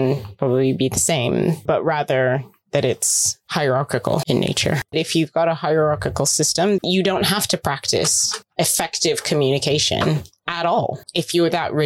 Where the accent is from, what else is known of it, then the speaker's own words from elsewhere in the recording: United States; my family is from the Philippines, they immigrated to the States. I'm American, but growing up in that community